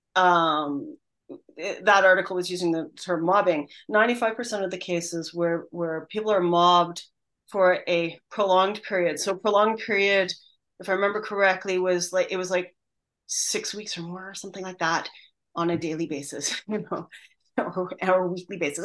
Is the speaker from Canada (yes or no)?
yes; Canada; moved away; I'm originally Canadian